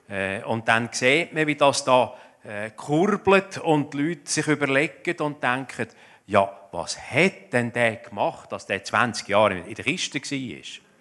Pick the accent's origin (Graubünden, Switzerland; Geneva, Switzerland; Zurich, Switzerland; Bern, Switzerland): Zurich, Switzerland; Ich komme aus dem Zürich Oberland, das gehört man wahrscheinlich auch.